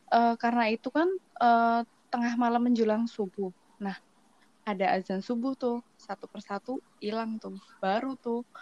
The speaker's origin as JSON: {"language": "Indonesian", "region": "Java", "country": "Indonesia", "lives_now": "Kalimantan, Indonesia", "said": "Aku aslinya dari Jawa."}